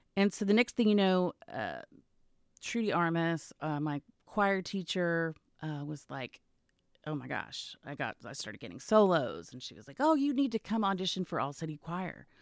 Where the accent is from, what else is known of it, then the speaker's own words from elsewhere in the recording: Garland, Texas, United States; also born or lived in New York / San Diego; I grew up in Garland.